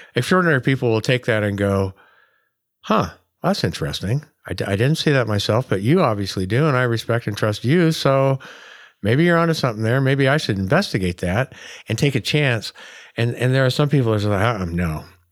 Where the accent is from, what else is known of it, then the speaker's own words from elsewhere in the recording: Oregon, United States; here in Oregon, like, we wave at each other when we're driving by, you know, and, and you walk through my hometown and everybody, like, says hi